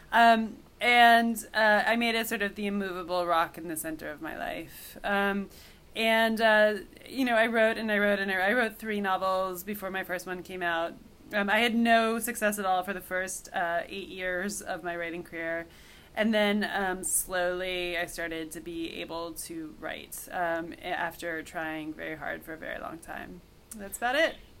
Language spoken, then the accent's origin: English; Cooperstown, New York, United States; moved away; also born or lived in Madison; I was so homesick for the my hometown, which I'd been away from for years at this point, that um, I just wanted to live in Cooperstown for a little longer